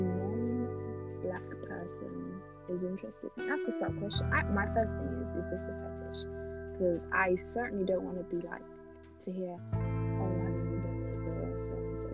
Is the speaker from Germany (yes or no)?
no; United Kingdom; growing up in Europe, anyway, but I can only speak for like the UK